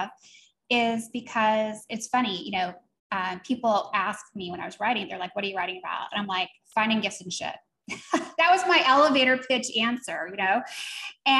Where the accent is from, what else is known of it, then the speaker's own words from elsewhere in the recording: Seattle area, Washington, United States; also born or lived in East Coast; I was born on the East Coast, but we had moved to the Seattle area